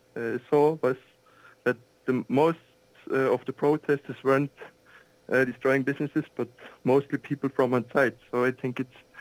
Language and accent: English; Switzerland; I'm from Switzerland.